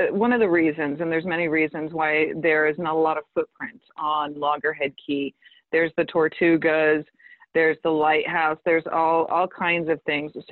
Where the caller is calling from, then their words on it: Hawaii, United States; I'm calling in from Hawaii.